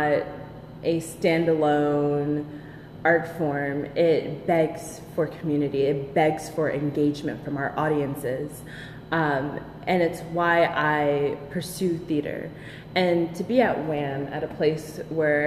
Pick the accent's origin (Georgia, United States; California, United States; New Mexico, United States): Georgia, United States; Atlanta; I grew up in Atlanta